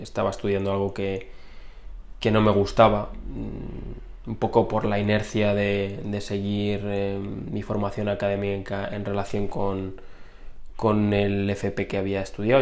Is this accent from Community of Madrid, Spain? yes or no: yes; Community of Madrid, Spain; decidí venirme a, a, mi ciudad natal, a mi casa, con mis padres